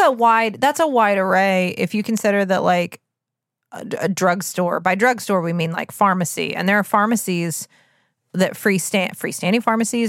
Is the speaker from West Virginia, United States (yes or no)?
yes; West Virginia, United States; we're from West Virginia